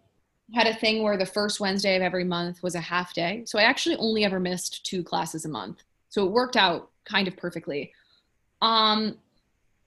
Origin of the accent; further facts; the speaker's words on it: New York City, New York, United States; also born or lived in Ann Arbor, Michigan; I grew up in New York. I wanted to stay in New York